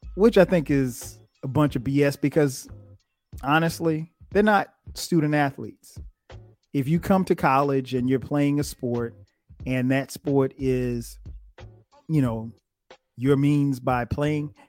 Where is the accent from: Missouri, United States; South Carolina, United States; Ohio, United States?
South Carolina, United States; Florence; going back home to my hometown of Florence, South Carolina